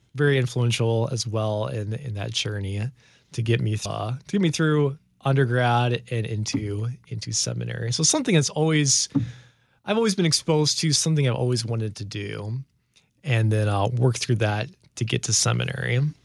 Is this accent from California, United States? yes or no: no; Chicago suburbs, Illinois, United States; also born or lived in Grand Rapids, Michigan; I was born in Grand Rapids, Michigan, so we lived there for about six years until my dad took a call to the Chicago area where we've been ever since. And so growing up in the Chicago suburbs, that's where most of my memories are from.